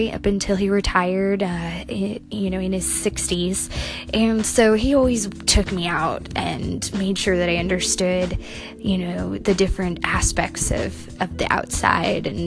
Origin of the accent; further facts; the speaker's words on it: Washington, United States; I grew up here in Washington State